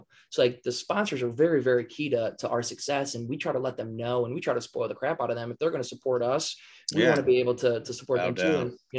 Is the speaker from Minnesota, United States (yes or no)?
yes; Minnesota, United States; We're from Minnesota. Minnesota.